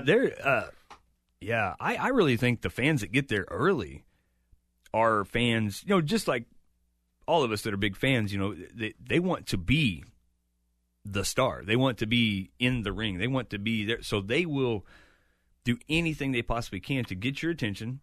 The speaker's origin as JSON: {"language": "English", "town": "Chillicothe", "region": "Missouri", "country": "United States", "tie": "born or raised there", "said": "it's my hometown."}